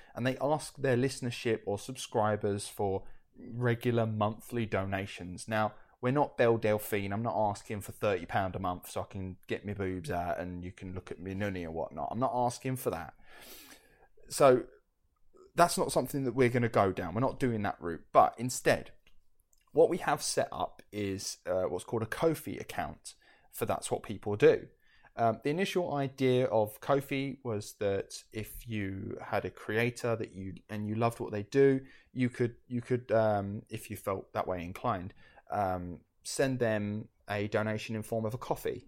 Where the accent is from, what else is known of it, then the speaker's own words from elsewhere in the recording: United Kingdom; we're from the United Kingdom.